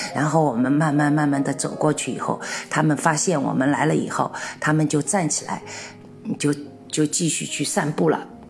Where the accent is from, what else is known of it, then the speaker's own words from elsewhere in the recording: Shanghai, China; moved away as an adult; also born or lived in Czech Republic; now in Kutná Hora, Czech Republic; 我是上海人